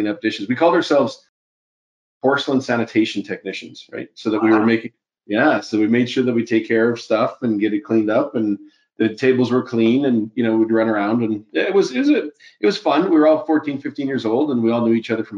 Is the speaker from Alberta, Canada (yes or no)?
yes; Edmonton, Alberta, Canada; now in Calgary, Canada; I grew up in Western Canada, prairie town, a lot of snow, cold, dark winters